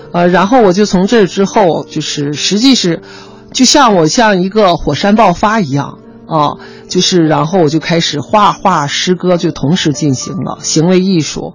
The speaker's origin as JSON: {"language": "Chinese", "country": "China", "said": "应该我是中国人"}